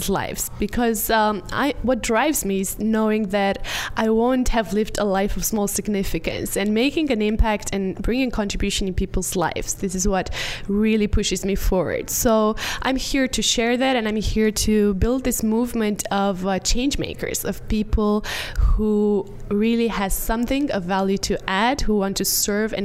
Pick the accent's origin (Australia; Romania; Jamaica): Romania; I organize live events, mainly in my home country in Romania